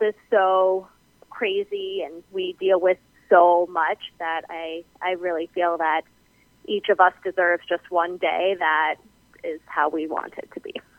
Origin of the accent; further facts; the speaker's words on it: New Jersey, United States; now in Hudson Valley, New York, United States; I grew up in New Jersey and I now live in Hudson Valley, New York